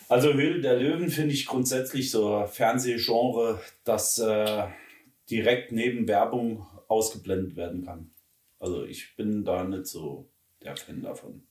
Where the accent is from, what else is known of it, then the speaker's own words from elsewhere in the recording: Saarland, Germany; Wir sind ja Saarländer